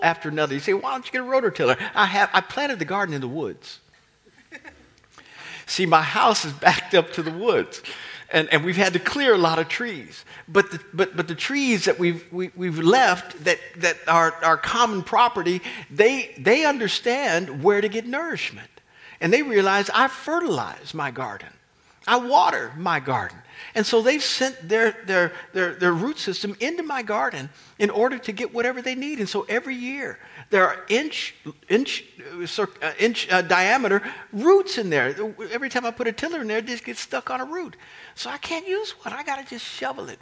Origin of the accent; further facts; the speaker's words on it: Kansas, United States; moved away as an adult; now in Northern Virginia, United States; But I came from Kansas.